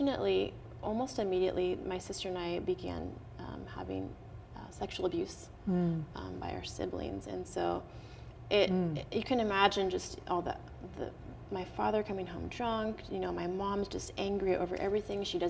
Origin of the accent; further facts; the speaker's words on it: Portland, Oregon, United States; also born or lived in Dallas, Texas; now in California, United States; I grew up in Portland, Oregon